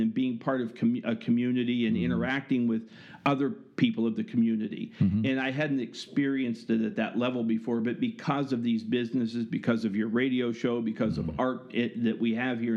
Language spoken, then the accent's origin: English; Pittsburgh, Pennsylvania, United States; moved away; I was born and raised in Pittsburgh